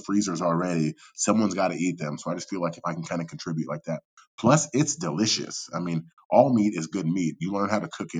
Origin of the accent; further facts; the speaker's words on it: Napa, California, United States; growing up in the Bay Area, California, Northern Cali, I would say we're very farm to table out here, at least where I'm at. You know, growing up in Napa